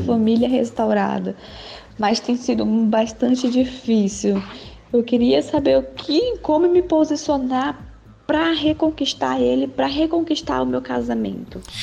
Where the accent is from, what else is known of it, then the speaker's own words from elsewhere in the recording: Porto Velho, Rondônia, Brazil; sou de Porto Velho, Rondônia